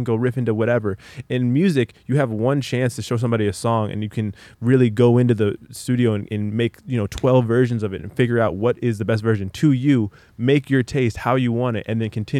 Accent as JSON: {"language": "English", "town": "Los Angeles", "region": "California", "country": "United States", "tie": "born or raised there", "also_born_or_lived": "Palos Verdes", "said": "I'm from LA."}